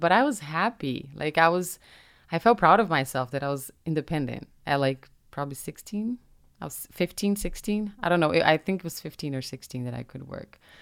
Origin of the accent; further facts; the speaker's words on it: Brazil; first language Portuguese; English is a second language; now in United States; I was raised in Brazil and I'm proud of my country